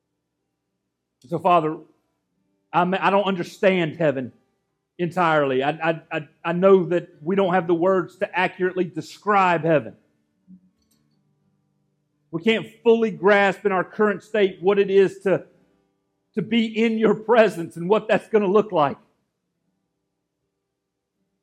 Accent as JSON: {"language": "English", "town": "Gainesville", "country": "United States", "tie": "born or raised there", "moved": "yes", "said": "that's where Amanda and I are from, that area"}